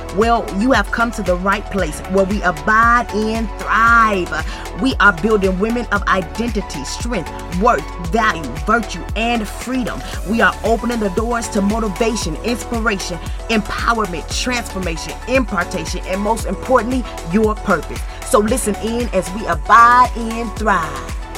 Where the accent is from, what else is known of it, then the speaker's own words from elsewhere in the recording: Muskegon, Michigan, United States; moved away as an adult; now in Georgia, United States; I was born and raised in Muskegon, Michigan